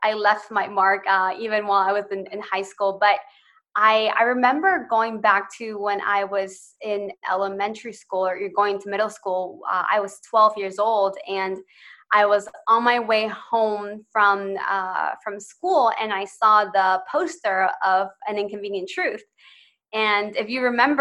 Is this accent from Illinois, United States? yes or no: yes; Chicago, Illinois, United States; also born or lived in Ecuador; I moved to Chicago when I was 7